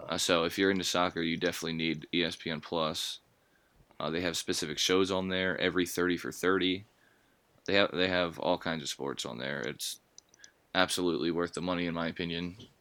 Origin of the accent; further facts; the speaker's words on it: United States; we're American